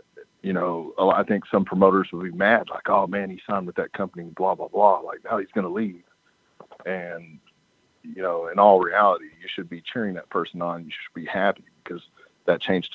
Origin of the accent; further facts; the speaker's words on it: Ardmore, Oklahoma, United States; I'm from Ardmore, Oklahoma, and we'd always ran shows just in Ardmore